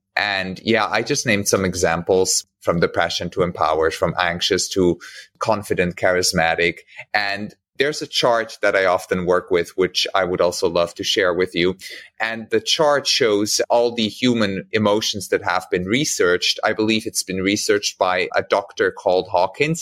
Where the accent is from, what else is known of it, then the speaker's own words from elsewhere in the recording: Switzerland; moved away as an adult; now in Bali, Indonesia; I ended up making the choice to move out of my home country, Switzerland